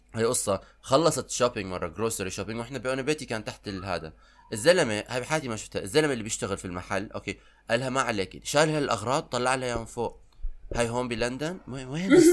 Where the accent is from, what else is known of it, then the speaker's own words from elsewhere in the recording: Iraq; moved away; انا كبرت بالعراق